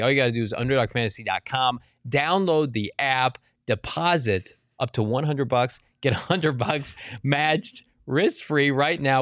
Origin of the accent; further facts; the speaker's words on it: Maricopa, Arizona, United States; My hometown, Maricopa, Arizona